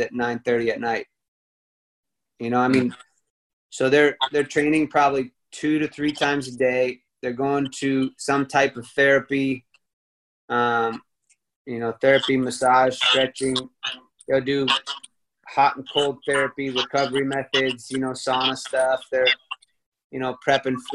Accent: United States; moved away; also born or lived in Texas / Chicago, Illinois; I grew up in Texas and Chicago

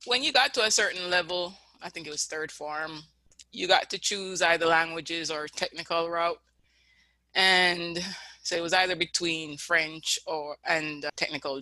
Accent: Kingston, Jamaica; moved away as an adult; also born or lived in St. Andrew, Jamaica; now in United States; I would tell people I'm from Kingston. That's where I grew up.

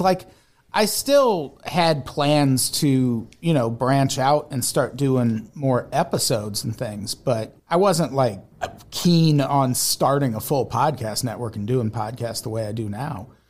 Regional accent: Peoria, Illinois, United States; also born or lived in Santa Monica / Burbank; now in Los Angeles, United States; I grew up in Peoria

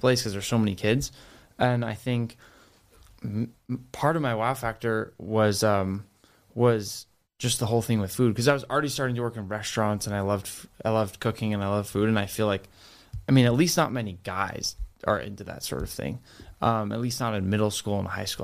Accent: Rhode Island, United States; moved away as an adult; now in Boston, United States; I grew up in Rhode Island.

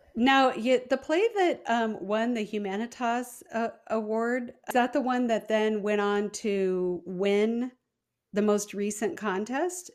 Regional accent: Midwest, United States; I'm from the Midwest

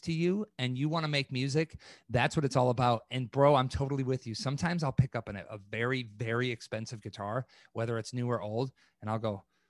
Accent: East Troy, Wisconsin, United States; I'm from East Troy, Wisconsin

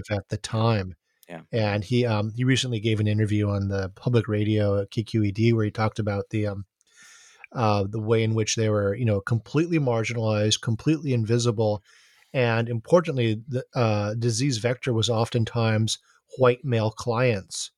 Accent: Honolulu, Hawaii, United States; growing up in Honolulu

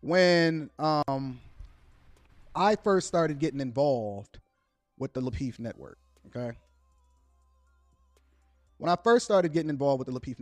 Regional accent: Chicago, Illinois, United States; I'm from Chicago

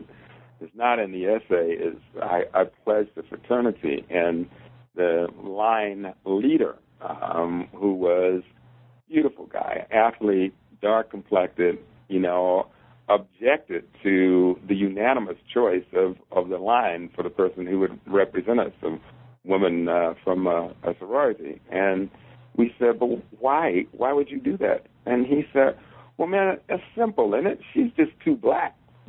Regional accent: Louisville, Kentucky, United States; accent: Louisville; So there I was with my Louisville accent, my high water pants, my stocking capped hair, and I was like, whoa, new ball game.

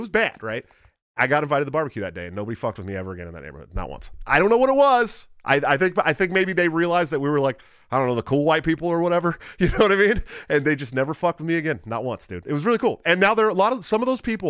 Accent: California, United States; I'm from California

